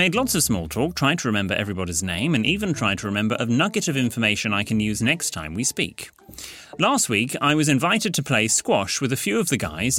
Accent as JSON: {"language": "English", "region": "North West England", "country": "United Kingdom", "said": "Whereas I am from Lancashire and went to the local high school, where being posh meant you have your beer in a glass instead of a can."}